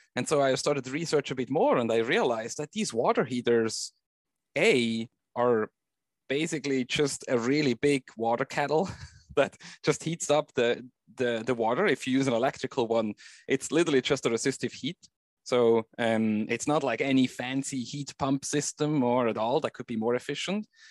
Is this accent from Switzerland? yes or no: yes; Switzerland; I grew up in Switzerland